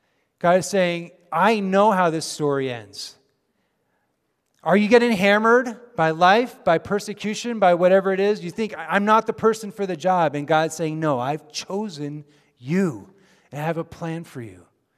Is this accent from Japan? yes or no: yes; Japan; moved away as an adult; now in United States; Many of you know, of course, that I grew up in Japan. After I graduated from high school, I moved to the States.